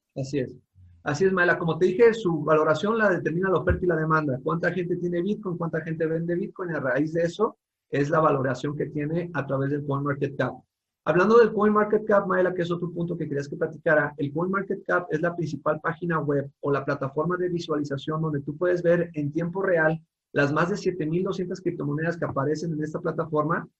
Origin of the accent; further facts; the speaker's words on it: Mexico; como mexicanos